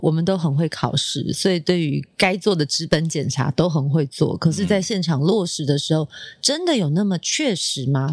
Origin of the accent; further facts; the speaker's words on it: Taiwan; 以我们台湾人传统的个性